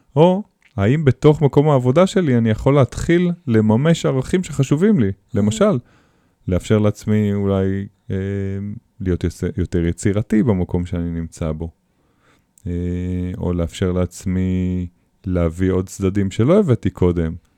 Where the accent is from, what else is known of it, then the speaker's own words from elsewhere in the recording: Israel; אצלנו בישראל